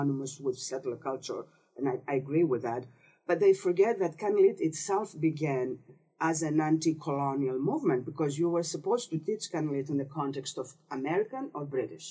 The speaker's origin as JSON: {"language": "English", "town": "Thessaloniki", "region": "Central Macedonia", "country": "Greece", "also_born_or_lived": "Binghamton, New York, United States / Winnipeg, Canada / Edmonton, Canada", "second_language": "English", "moved": "as an adult", "lives_now": "Canada", "said": "I'm from Thessaloniki, Greece"}